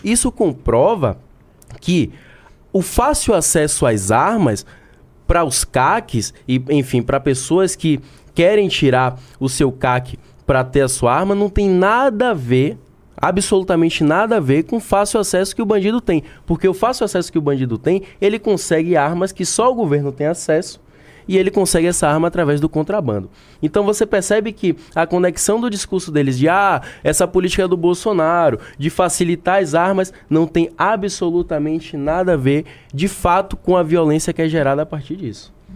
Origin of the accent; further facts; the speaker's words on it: Bahia, Brazil; eu sou da Bahia